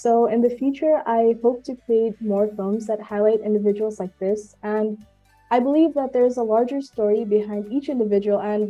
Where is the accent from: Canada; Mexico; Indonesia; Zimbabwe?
Indonesia; Bandung, West Java; also born or lived in India; born in India but raised in Bandung, Indonesia. So I may look Indian, but I'm Indonesian at heart